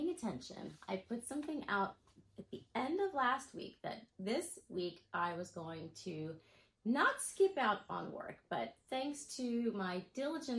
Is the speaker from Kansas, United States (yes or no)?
no; Texas, United States; moved away; also born or lived in Florida; I am originally from Texas. I am a Texas girl